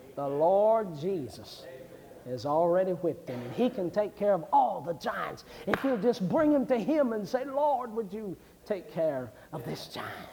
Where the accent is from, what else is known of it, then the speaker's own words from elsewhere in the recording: West Virginia, United States; I was raised in West Virginia back when I was a boy.